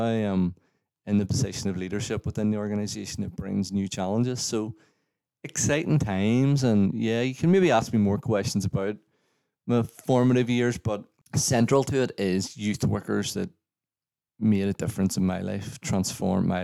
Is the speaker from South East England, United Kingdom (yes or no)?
no; Northern Ireland, United Kingdom; growing up here has been formative. It shaped me, like obviously growing up in the Troubles